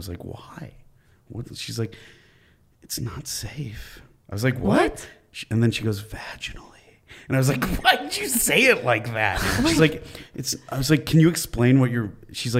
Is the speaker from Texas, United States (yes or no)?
no; West Bloomfield, Michigan, United States; now in Los Angeles, United States; We got married where we grew up in West Bloomfield, Michigan